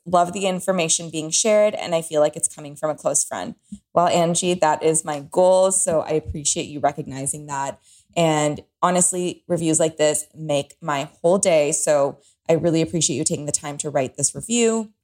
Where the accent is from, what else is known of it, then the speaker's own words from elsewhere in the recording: Toronto, Ontario, Canada; moved away as an adult; now in Los Angeles, United States; I am from Toronto. I have lived only in walking cities. LA is brand new to me.